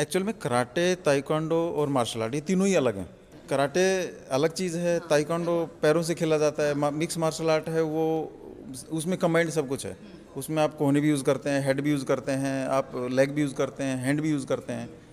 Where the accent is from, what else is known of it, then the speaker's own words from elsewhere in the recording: Jhunjhunu, Rajasthan, India; now in Gurgaon, India; मैं बेसिकली झुंझुनू से हूँ हाँ। और हमारे यहाँ एक गाँव है ठाठवाड़ी मुकंदपुरा अच्छा। तो मैं उस गाँव का रहने वाला